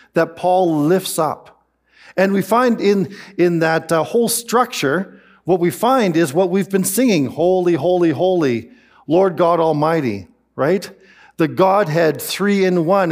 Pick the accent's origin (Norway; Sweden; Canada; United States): Canada; I am Canadian